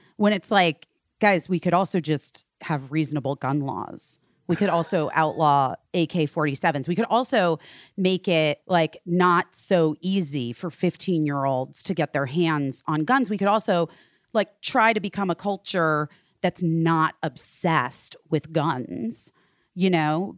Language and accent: English; Arizona, United States; moved away; I grew up in Arizona.